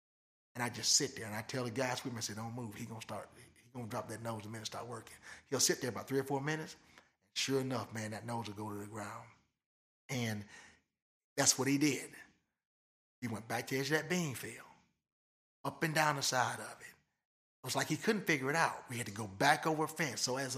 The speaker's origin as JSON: {"language": "English", "region": "Michigan", "country": "United States", "tie": "born or raised there", "moved": "yes", "lives_now": "Lebanon", "said": "I grew up in Michigan"}